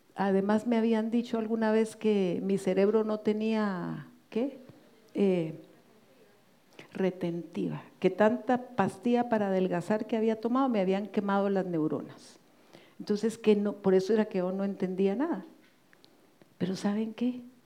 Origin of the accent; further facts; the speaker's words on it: Guatemala; en mi país, Guatemala